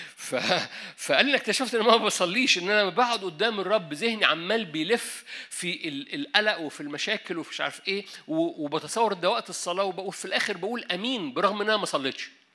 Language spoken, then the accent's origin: Arabic; Egypt; احنا مصريين